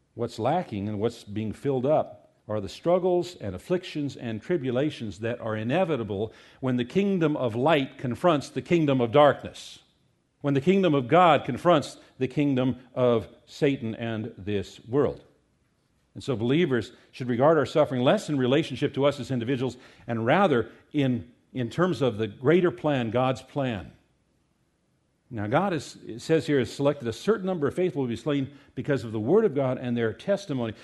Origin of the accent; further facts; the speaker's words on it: United States; we as American Christians